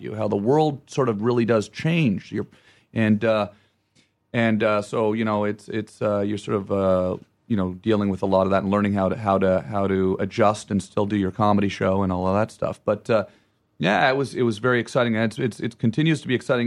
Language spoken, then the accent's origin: English; Ottawa, Ontario, Canada; moved away; I say Ottawa